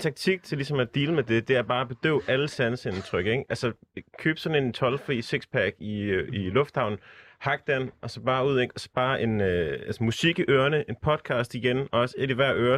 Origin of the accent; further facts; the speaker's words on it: Southern Jutland, Southern Denmark, Denmark; jeg er fra Sønderjylland